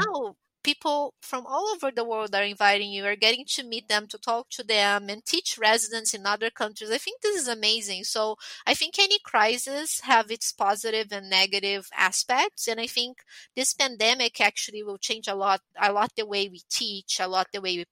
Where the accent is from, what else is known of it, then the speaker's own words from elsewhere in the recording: Brazil; moved away as an adult; also born or lived in Italy / Montreal; I'm Brazilian. I'm born and raised in Brazil, but I'm from an Italian family